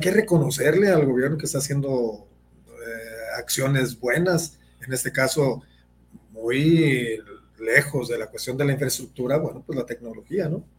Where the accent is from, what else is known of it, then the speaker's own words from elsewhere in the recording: Guadalajara, Jalisco, Mexico; yo soy un ciudadano de Guadalajara